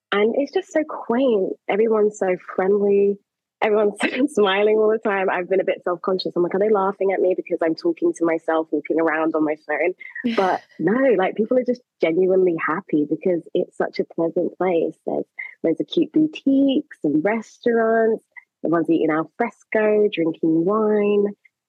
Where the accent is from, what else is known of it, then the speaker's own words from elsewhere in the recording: London, United Kingdom; moved away as an adult; also born or lived in Jamaica (family home country); now in Maastricht, Netherlands; So I grew up in London